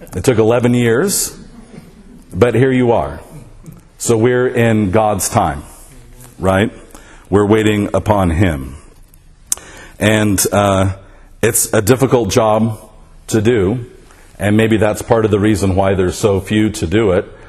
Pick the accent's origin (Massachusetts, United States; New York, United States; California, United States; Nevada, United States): Nevada, United States; Las Vegas; I grew up in the Episcopal Church here in Las Vegas